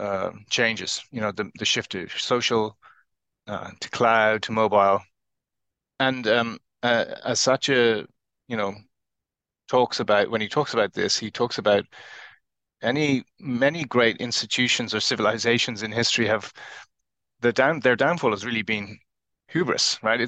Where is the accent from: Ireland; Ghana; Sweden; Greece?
Ireland; now in Cambridge, United Kingdom; I'm originally from Ireland, now based in the UK, and I'm talking to you today from Cambridge.